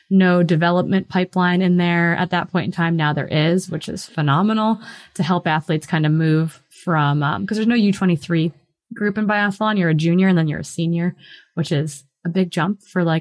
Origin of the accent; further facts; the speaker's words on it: Midwest, United States; growing up in the Midwest